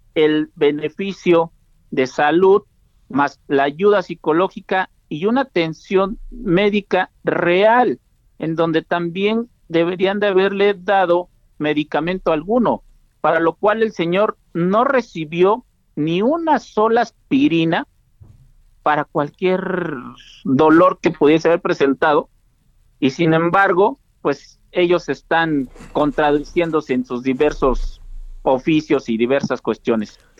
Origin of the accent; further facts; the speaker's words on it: Mexico; como mexicanos